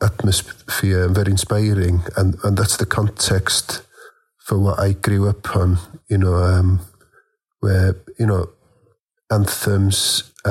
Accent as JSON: {"language": "English", "town": "Bethesda", "region": "Wales", "country": "United Kingdom", "tie": "born or raised there", "said": "Growing up in Bethesda, there was a guitar band Boom there"}